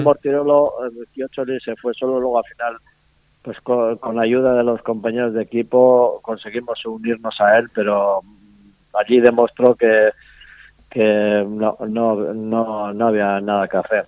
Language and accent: Spanish; Basque Country, Spain; en las famosas cenas que solemos hacer aquí en el País Vasco